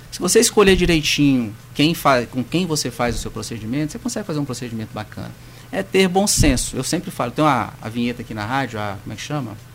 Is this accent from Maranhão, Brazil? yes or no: yes; Imperatriz, Maranhão, Brazil; also born or lived in Belo Horizonte, Minas Gerais; Eu nasci em Imperatriz, eu sou maranhense